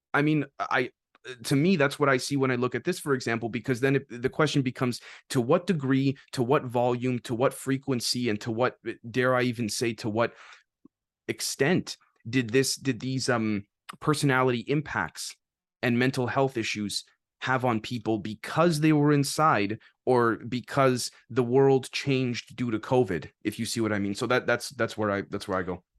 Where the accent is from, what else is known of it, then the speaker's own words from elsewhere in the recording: Canada; as a Canadian